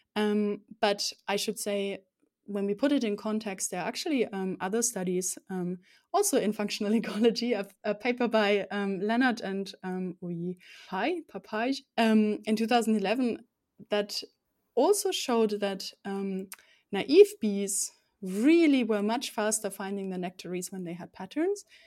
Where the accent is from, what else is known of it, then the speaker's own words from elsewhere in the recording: Rhineland-Palatinate, Germany; now in Konstanz, Germany; I grew up in the southwest of Germany, um, beautiful Palatinate it's called.